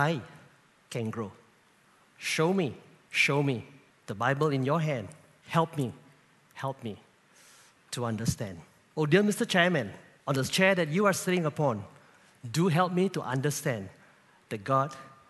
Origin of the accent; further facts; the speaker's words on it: Kluang, Johor, Malaysia; I'm based in Kluang, my hometown